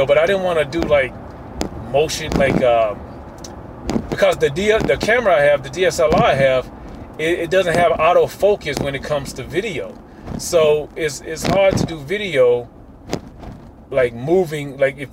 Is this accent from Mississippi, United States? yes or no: yes; Mississippi, United States; I'm from Mississippi